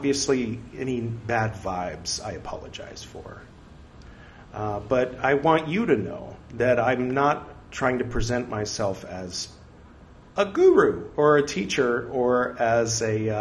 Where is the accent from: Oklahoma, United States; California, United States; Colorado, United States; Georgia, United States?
California, United States; moved away as an adult; now in India; I'm from California